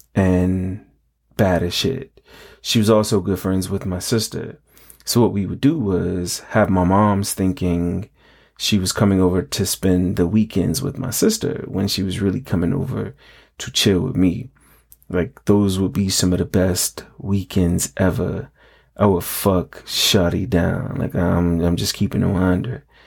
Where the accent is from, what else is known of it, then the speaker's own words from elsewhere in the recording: New York, United States; growing up in New York, we had the aluminum can recycling program